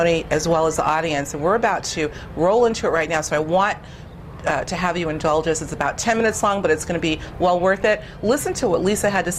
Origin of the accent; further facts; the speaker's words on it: Boston, Massachusetts, United States; I'm from Boston